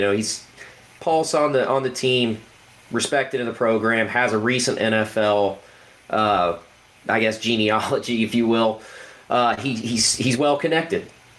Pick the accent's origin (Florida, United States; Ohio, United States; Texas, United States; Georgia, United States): Ohio, United States; we're from Ohio, we tend to be negative.